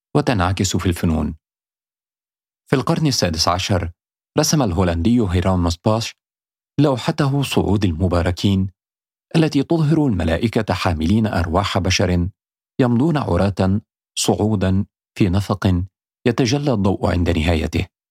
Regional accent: Upper Egypt, Egypt; also born or lived in Cairo, Egypt; now in London, United Kingdom; قريتي بصعيد مصر.

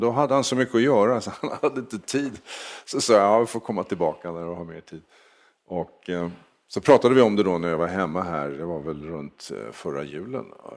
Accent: Sweden; moved away as an adult; now in United States; Jag, jag kommer härifrån.

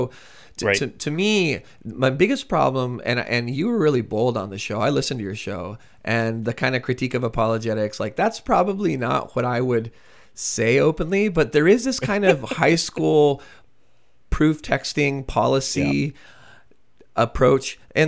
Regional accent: United States; but as an American, it's also pretty familiar.

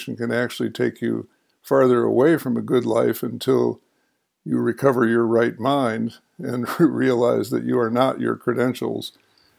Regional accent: Chicago, Illinois, United States; in the home in which I grew up on the North Shore of Chicago

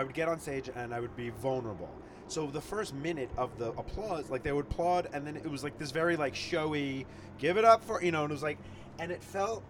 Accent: Long Island, New York, United States; also born or lived in Queens, New York; I was born in Queens and then raised in Long Island.

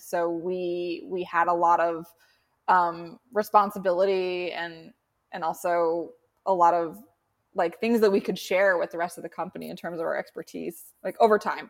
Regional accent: Boston, Massachusetts, United States; also born or lived in San Francisco Bay Area; now in San Francisco, United States; I grew up in Boston, um, in Charlestown, for anyone who knows Boston pretty well, like right on the water

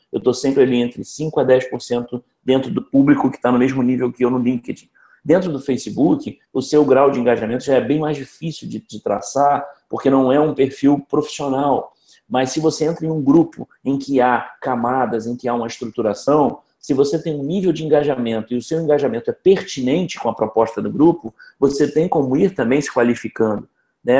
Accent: Rio de Janeiro, Brazil; eu sou carioca, eu tenho trinta e seis anos

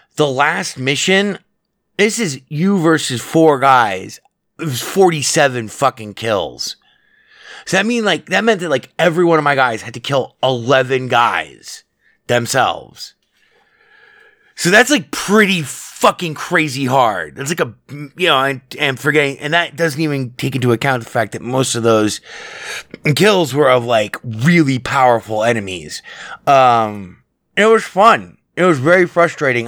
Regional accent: Las Vegas, Nevada, United States; I grew up in Vegas

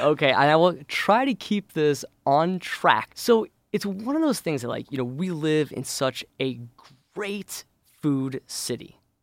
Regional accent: St. Louis, Missouri, United States; moved away as an adult; now in Chicago, United States; I actually grew up in Saint Louis

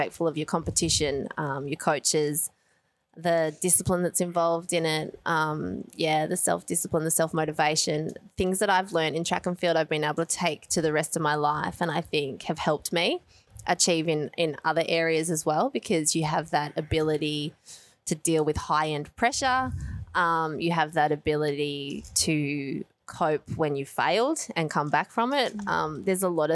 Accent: Australia; I come from Australia

